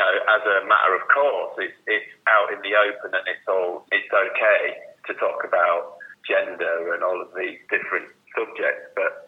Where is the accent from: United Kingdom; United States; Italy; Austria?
United Kingdom; Whitby, Yorkshire and the Humber; now in London, United Kingdom; Because I came from Whitby to London. Whitby, incredibly undiverse, even now.